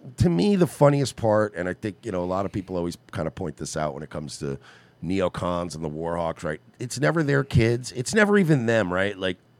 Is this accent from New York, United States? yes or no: yes; New York, United States; now in Florida, United States; I'm from New York, and I used to go get, like, the mail in my underwear in the snow.